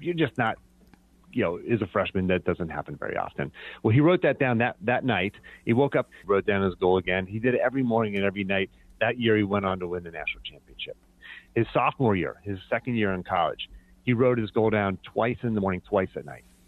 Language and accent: English; Pennsylvania, United States; moved away; also born or lived in Virginia; growing up in Pennsylvania.